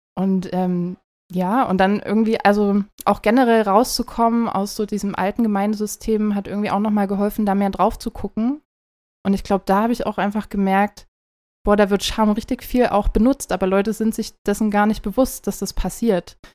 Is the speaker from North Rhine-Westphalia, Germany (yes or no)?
no; near Zwickau, Saxony, Germany; ich komme aus der Nähe von Zwickau, also Ostdeutschland